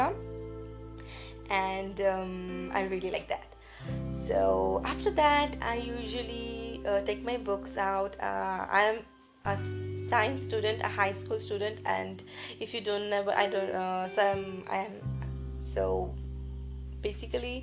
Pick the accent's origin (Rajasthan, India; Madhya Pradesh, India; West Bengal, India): West Bengal, India; I'm from West Bengal